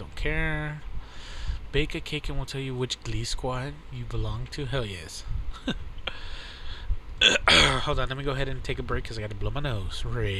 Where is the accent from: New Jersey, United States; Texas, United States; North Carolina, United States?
Texas, United States; I'm not from California. I'm from Texas.